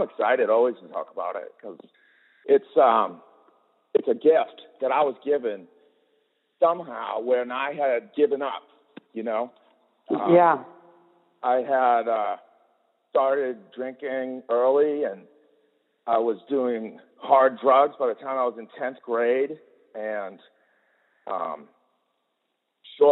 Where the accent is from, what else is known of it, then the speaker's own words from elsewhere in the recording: Boston, Massachusetts, United States; moved away as an adult; now in Oregon, United States; I'm from Boston. I grew up in Boston